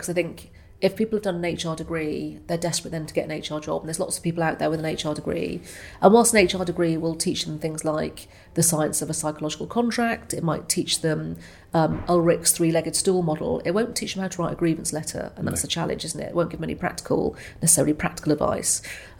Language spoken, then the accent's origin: English; Wales, United Kingdom; I'm a big Welsh rugby fan. I know I don't sound particularly Welsh, lost my accent, but I'm a huge fan of rugby.